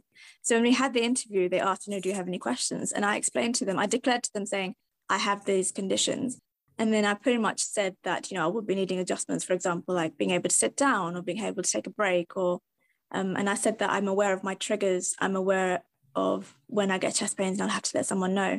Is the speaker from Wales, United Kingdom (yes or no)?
no; Kent, South East England, United Kingdom; I'm from Kent